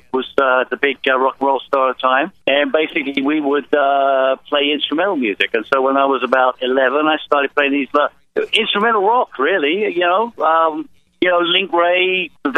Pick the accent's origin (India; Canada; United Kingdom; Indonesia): United Kingdom; England; growing up in England, it was post-war.